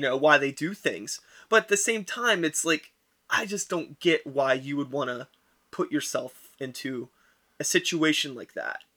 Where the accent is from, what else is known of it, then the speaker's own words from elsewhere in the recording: Wilkinsburg, Pennsylvania, United States; I grew up in Wilkinsburg, right, and when I was growing up in the early '90s